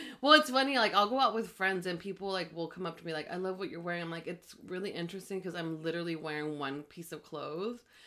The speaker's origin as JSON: {"language": "English", "town": "Los Angeles", "region": "California", "country": "United States", "tie": "born or raised there", "also_born_or_lived": "Mexico / Pasadena", "said": "I was born in Mexico, but I was raised in LA since I was 6 years old, and I was raised in Highland Park"}